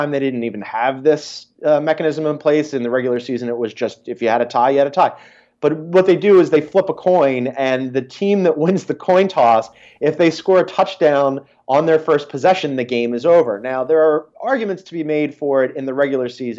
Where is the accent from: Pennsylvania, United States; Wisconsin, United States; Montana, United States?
Pennsylvania, United States; Philadelphia; as a Philadelphian